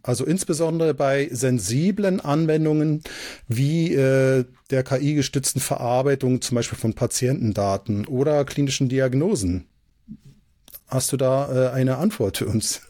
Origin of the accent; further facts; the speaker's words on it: Switzerland; ich komme aus der Schweiz